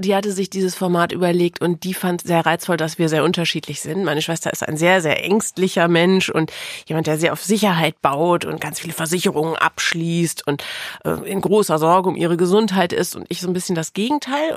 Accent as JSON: {"language": "German", "town": "Osnabrück", "region": "Lower Saxony", "country": "Germany", "tie": "born or raised there", "also_born_or_lived": "Melle", "said": "In Wirklichkeit bin ich aufgewachsen in der Weltstadt Osnabrück"}